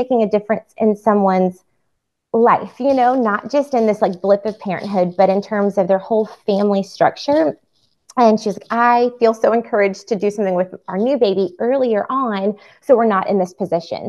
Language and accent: English; Atlanta, Georgia, United States; also born or lived in Amsterdam; I'm from Atlanta